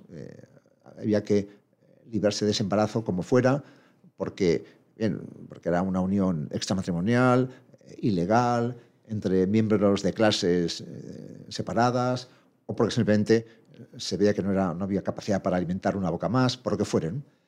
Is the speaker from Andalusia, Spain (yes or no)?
no; Madrid, Community of Madrid, Spain; moved away as an adult; now in Pamplona, Spain; De nacimiento soy madrileño, fui a Pamplona a estudiar la carrera y ya me quedé allí como docente